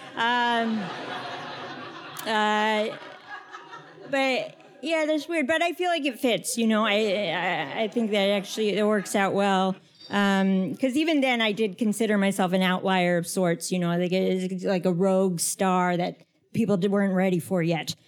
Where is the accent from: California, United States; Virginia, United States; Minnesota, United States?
Virginia, United States; Northern; I grew up in Northern Virginia